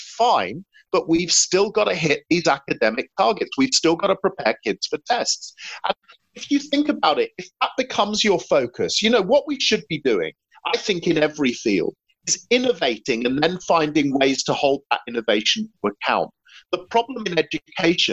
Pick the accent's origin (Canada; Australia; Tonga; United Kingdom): United Kingdom; England; as an Englishman